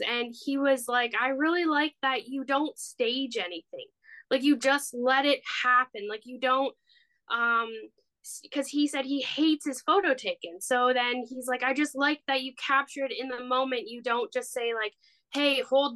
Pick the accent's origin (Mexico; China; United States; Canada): Canada; Ripley, Ontario; I grew up in Ripley